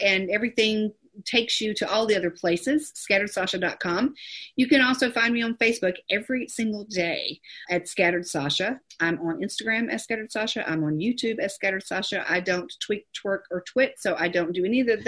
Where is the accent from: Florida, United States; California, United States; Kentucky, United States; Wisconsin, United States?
California, United States; I was born in California